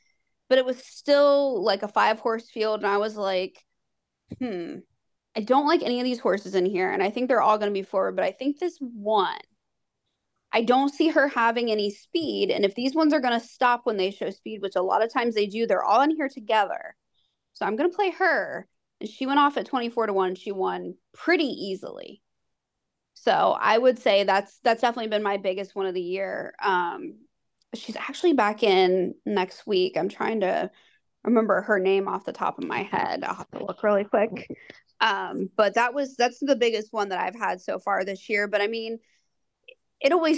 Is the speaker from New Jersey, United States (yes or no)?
no; Ohio, United States; growing up in Ohio